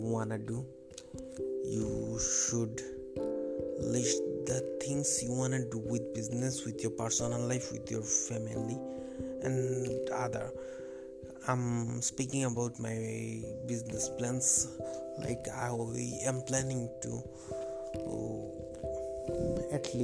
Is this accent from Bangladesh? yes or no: yes; Bangladesh; English is a second language; I'm from Bangladesh